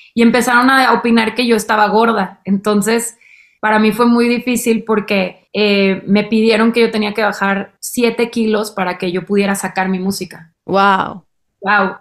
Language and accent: Spanish; Monterrey, Nuevo León, Mexico; en mi adolescencia, en Monterrey